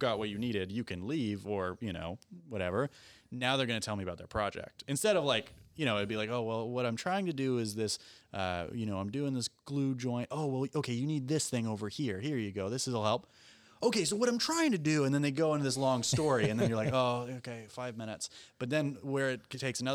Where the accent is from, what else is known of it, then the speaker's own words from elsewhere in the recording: Canada; me being a Canadian